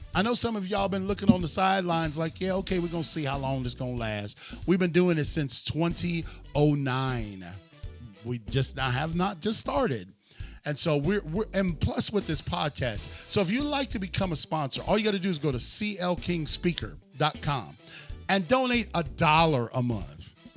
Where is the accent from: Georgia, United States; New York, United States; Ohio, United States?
Ohio, United States; Cleveland; I'm from Cleveland